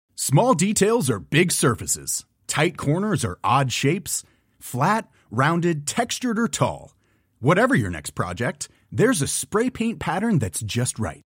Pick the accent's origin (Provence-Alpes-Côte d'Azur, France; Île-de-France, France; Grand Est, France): Île-de-France, France; Levallois-Perret; Parce que dans la ville de Gros Bourges où je suis née, à Levallois